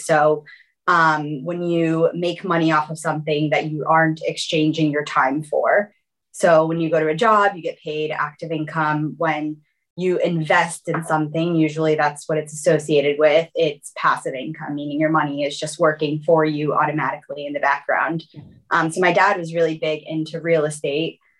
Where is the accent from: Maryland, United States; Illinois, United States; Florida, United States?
Florida, United States; South; also born or lived in Brazil; So I was born in Brazil originally, and then we moved around quite a bit, and I grew up in South Florida. And that was where my entire kind of childhood, from the time I was 5 until 21, I was in Florida.